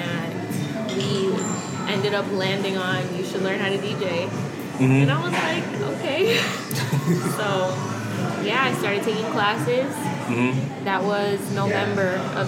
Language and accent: English; Miami, Florida, United States; also born or lived in New Orleans, Louisiana; I grew up in Miami